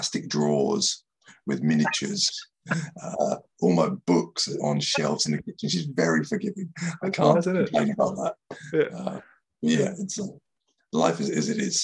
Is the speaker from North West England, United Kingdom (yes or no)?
no; Dover, South East England, United Kingdom; now in Japan; I'm from Dover